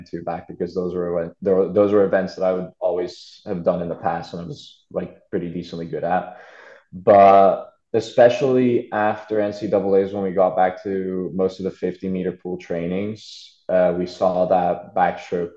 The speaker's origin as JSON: {"language": "English", "region": "Budapest", "country": "Hungary", "tie": "born or raised there", "moved": "as an adult", "lives_now": "Tempe, United States", "said": "I was born like right outside of Budapest, but I've lived there most of my life"}